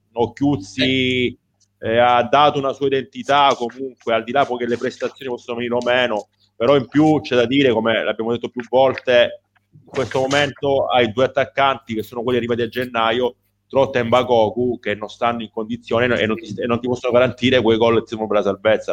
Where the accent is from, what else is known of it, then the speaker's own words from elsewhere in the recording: Calabria, Italy; da calabrese